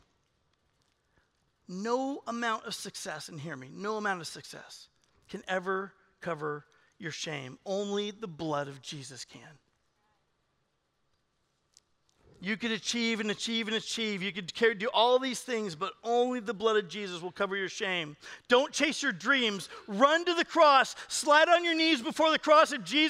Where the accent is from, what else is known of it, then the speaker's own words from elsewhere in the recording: California, United States; I'm from California